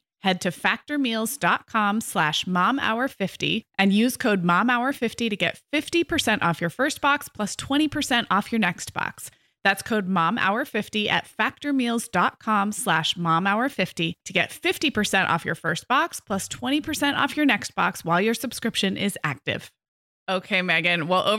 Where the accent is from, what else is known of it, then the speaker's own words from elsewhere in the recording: West Coast, United States; because I grew up on the West Coast with a lot of newer cities